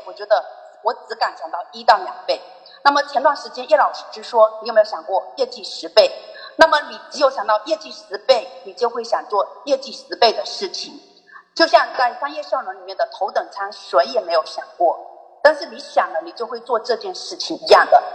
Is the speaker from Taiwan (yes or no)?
no; Zhangzhou, Fujian, China; 我是来自漳州的